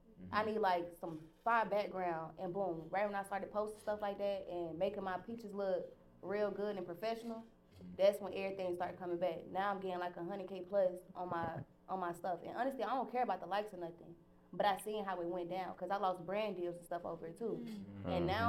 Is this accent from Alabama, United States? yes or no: yes; Alabama, United States; I'm from the country too. I'm from Alabama.